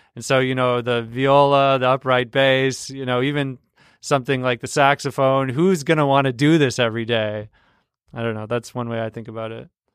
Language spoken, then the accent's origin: English; Mankato, Minnesota, United States; moved away; also born or lived in Saint Louis; when I was growing up in Mankato, Minnesota.